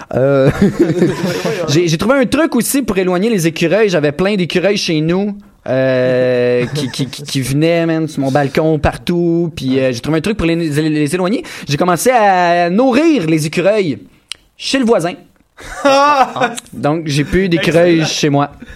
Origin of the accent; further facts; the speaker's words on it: Granby, Quebec, Canada; je viens de Granby